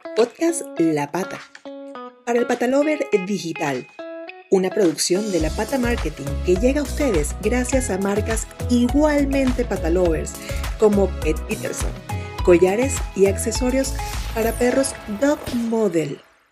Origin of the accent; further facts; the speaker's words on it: Venezuela; moved away as an adult; mi país natal, de, Venezuela, en Caracas